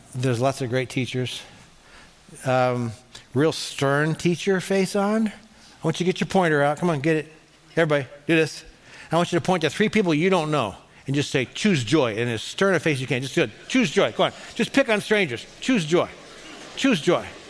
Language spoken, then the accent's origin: English; Cleveland, Ohio, United States; I'm from Cleveland